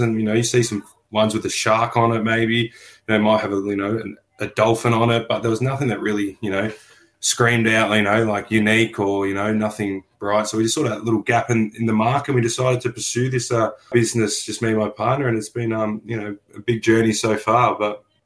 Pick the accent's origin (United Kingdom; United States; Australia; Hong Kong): Australia; Melbourne, Victoria; but I was born in on Bunurong land in Melbourne, and I currently work on Bunurong land